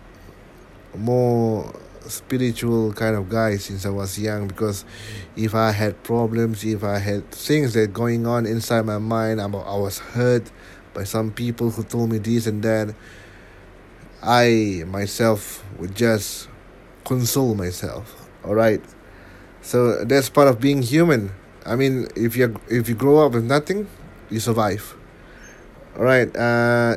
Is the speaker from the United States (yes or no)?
no; Singapore; I'm a Singaporean born Muslim